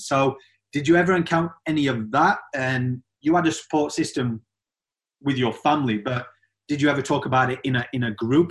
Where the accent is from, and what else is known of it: the North, England, United Kingdom